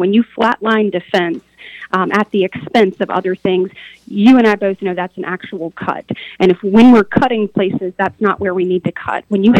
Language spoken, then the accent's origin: English; Enterprise, Alabama, United States; my parents are two small business owners, so I'm from Enterprise, Alabama